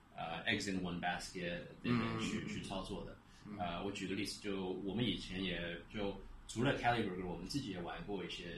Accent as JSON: {"language": "Chinese", "region": "Shanghai", "country": "China", "said": "我我我一是觉得我我们上海人是东方的犹太人，"}